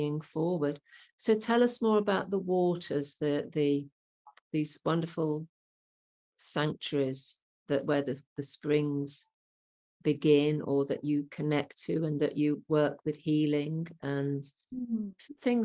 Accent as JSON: {"language": "English", "town": "Birmingham", "region": "West Midlands", "country": "United Kingdom", "tie": "born or raised there", "also_born_or_lived": "Solihull / Worcestershire", "accent": "Brummie", "said": "I grew up in the Midlands"}